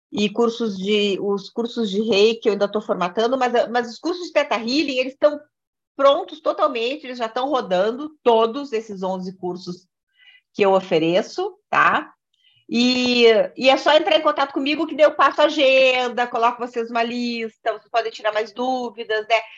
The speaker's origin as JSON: {"language": "Portuguese", "region": "Rio Grande do Sul", "country": "Brazil", "moved": "yes", "lives_now": "Brasília, Brazil", "said": "é, eu não falei, eu sou gaúcha, até por isso que eu estou tomando um matezinho aqui"}